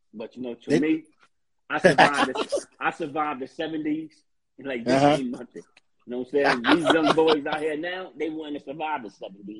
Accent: New York City, New York, United States; also born or lived in Harlem, New York; Even I was born in Harlem, but, I was raised in the Bronx, though.

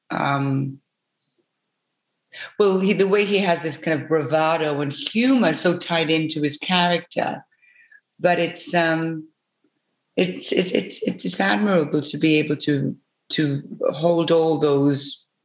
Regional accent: United Kingdom; we were able to in our territories, him being Australian, me being British, we were able to j- jump out of the kind of box

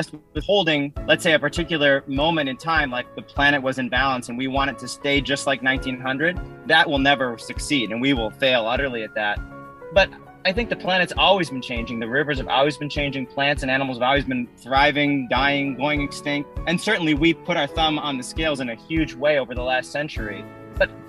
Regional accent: Minneapolis, Minnesota, United States; I grew up in Minneapolis

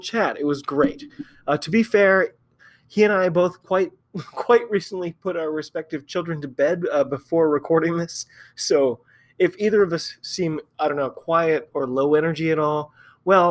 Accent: United States; I'm an American

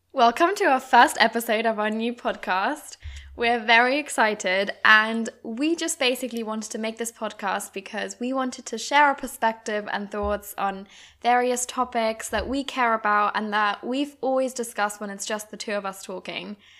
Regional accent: Germany; moved away as an adult; also born or lived in United Kingdom; I grew up in Germany, but went to U K university when I was eighteen

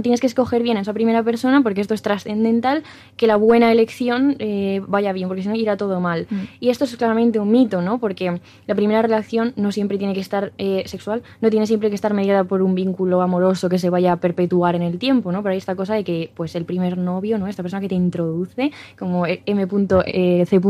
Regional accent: La Rioja, Spain; somos riojanos, mm. no de, pueblo no, porque yo soy pueblerina 100%

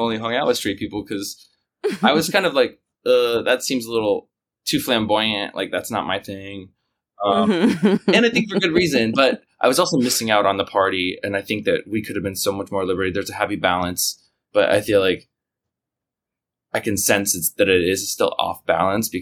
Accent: Kansas, United States; now in New York, United States; I'm from Kansas

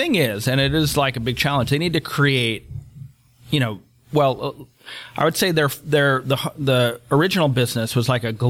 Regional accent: Cleveland, Ohio, United States; Like, I'm from Cleveland, Ohio. I cannot imagine that it's very high on anybody's travel list.

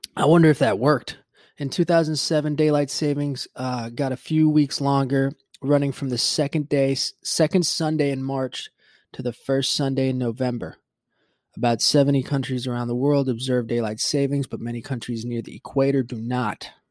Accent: Puerto Rico; moved away; growing up in Puerto Rico, what I remember was yeah, we never had the daylight savings time

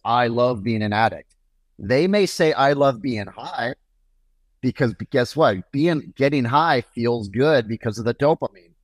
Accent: Portland, Oregon, United States; Portland, Oregon, which is my hometown

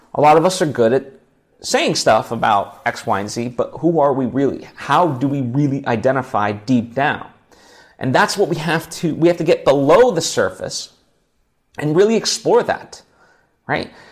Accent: United States; we're American

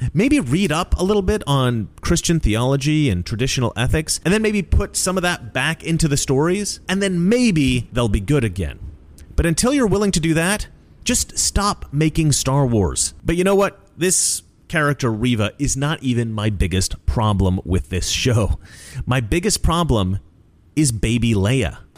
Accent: Oregon, United States; I grew up in Oregon. Basically, in the forest

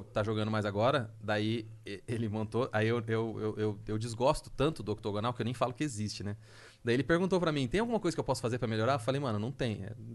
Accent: Londrina, Paraná, Brazil; eu sou de Londrina, viajei de lá para Curitiba

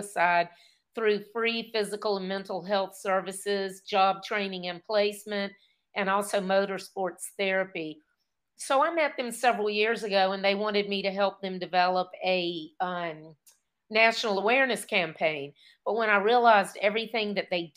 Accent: South Boston, Virginia, United States; I grew up in South Boston, Virginia, very small town, at very middle of the bottom of the state

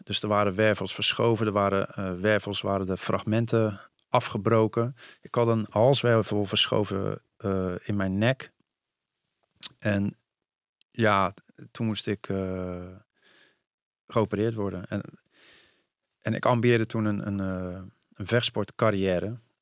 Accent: Vlaardingen, South Holland, Netherlands; moved away as an adult; also born or lived in Amsterdam; ik zei eigenlijk heel trots. Vlaardingen.

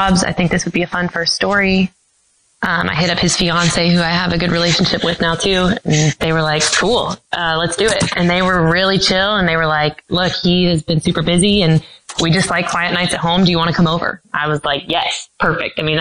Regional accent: North Carolina, United States; I grew up in North Carolina

